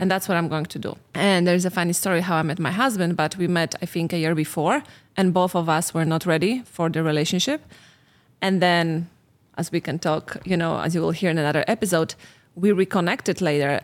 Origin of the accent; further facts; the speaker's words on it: Poland; moved away as an adult; I'm from Poland.